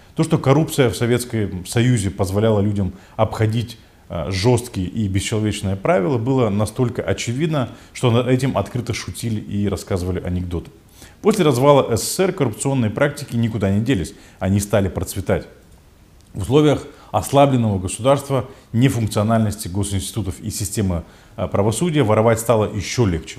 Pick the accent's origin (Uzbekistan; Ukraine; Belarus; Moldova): Moldova